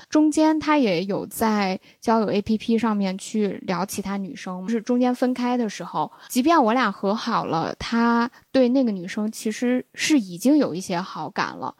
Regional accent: Xi'an, Shaanxi, China; 他那时候也没意识到我是西安的

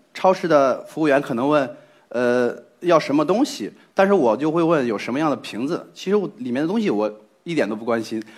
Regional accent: Zhengzhou, Henan, China; 我是一名来自河南郑州的测绘工程师

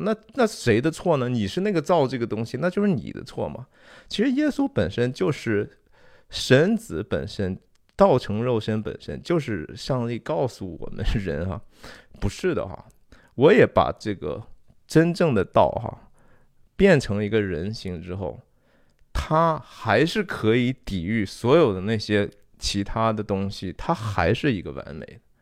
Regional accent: China; 我我中国人不也说嘛，说天人交战哈

